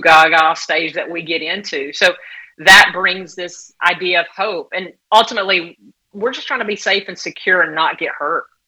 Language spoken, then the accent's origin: English; southeast Georgia, United States; also born or lived in Southern California; now in St. Augustine Beach, United States; I'm from Georgia, southeast area Georgia, about a little over four hours below Atlanta